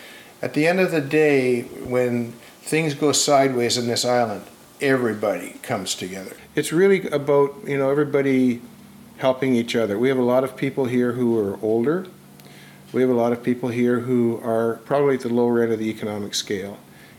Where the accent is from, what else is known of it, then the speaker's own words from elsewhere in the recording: Brantford, Ontario, Canada; moved away as an adult; now in Vancouver, Canada; I love Vancouver. I mean, you know, I came from Brantford, Ontario in 1969 with the Mounties, and I thought I'd died and gone to heaven.